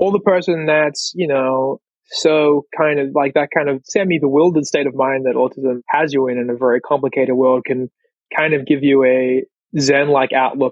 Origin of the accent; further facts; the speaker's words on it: Australia; as an Australian